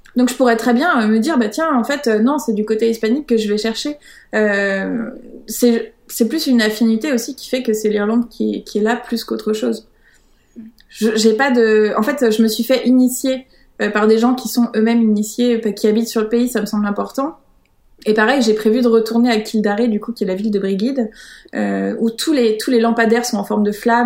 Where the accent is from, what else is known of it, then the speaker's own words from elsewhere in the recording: Paris, Île-de-France, France; now in Brittany, France; je suis née à Paris